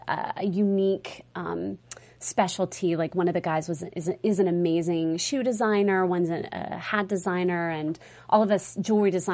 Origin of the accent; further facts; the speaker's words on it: Mississippi, United States; now in New York City, United States; I was born and raised in Mississippi, and I have family in Atlanta.